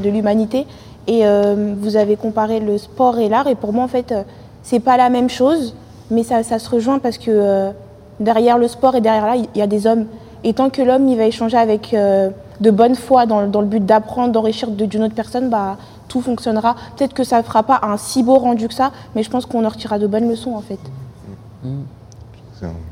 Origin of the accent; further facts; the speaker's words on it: Saint-Denis, Île-de-France, France; moved away as an adult; also born or lived in Paris (18th arrondissement, birth); depuis mes trois ans, j'habite à Saint-Denis. Enfin, j'habitais à Saint-Denis, j'ai déménagé récemment, mais j'ai vécu à Saint-Denis jusqu'à mes 18 ans